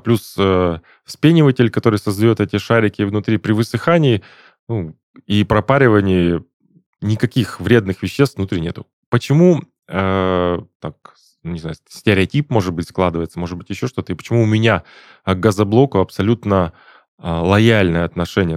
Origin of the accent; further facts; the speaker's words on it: Perm, Perm Krai, Russia; now in Krasnodar, Russia; Я, в частности, из Перми, а там у нас был не автоклавного э, завод ячеистых бетонов